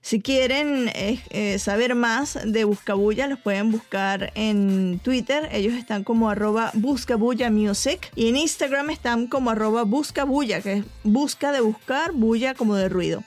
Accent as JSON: {"language": "Spanish", "country": "Venezuela", "said": "como venezolana"}